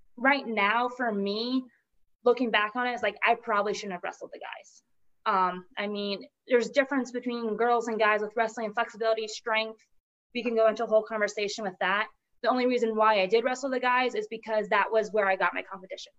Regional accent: Polk County, Florida, United States; I'm from Florida

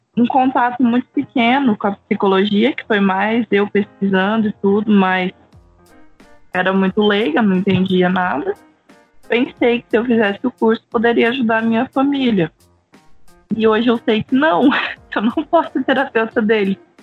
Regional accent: Rondônia, Brazil; moved away; Não sou do Acre, sou de Rondônia

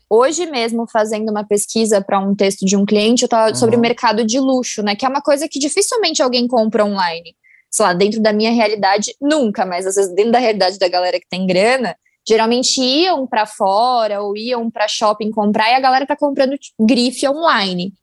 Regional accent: São Paulo, Brazil; eu sou de São Paulo

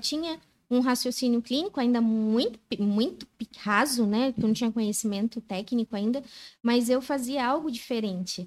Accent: São Paulo, Brazil; moved away; also born or lived in Itaquaquecetuba, São Paulo / Joinville; Aí eu fui para Vila Maria, São Paulo, daí capital

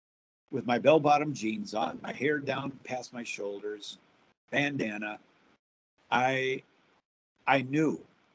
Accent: Minneapolis, Minnesota, United States; I grew up in the Twin Cities. I was confirmed in Bloomington, First Communion in Richfield, and married in Chanhassen. So I grew up in the Catholic Church.

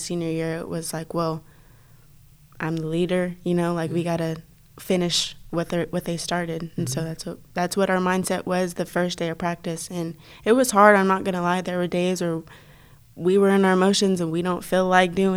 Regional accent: Texas, United States; moved away as an adult; now in Oklahoma City, United States; we're from Texas. We're used to this

